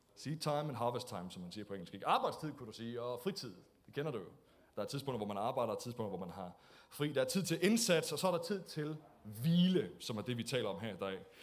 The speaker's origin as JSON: {"language": "Danish", "country": "Denmark", "said": "vi er jo også danskere"}